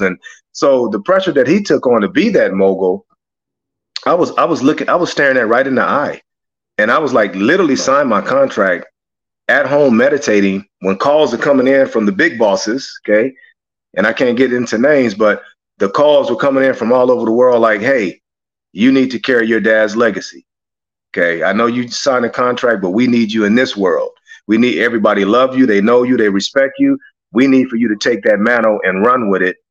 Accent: Los Angeles, California, United States; growing up in South Central

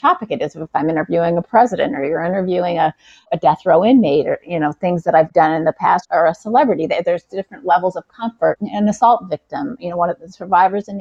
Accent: Southern California, United States; moved away as an adult; also born or lived in Texas; now in New York, United States; I grew up in Southern California

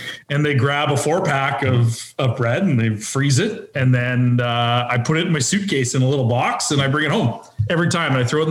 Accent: Manitoba, Canada; I'm from Manitoba.

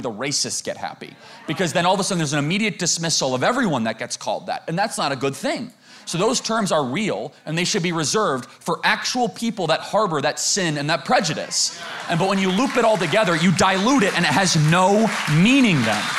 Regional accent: United States; I grew up in America not too long ago in high school

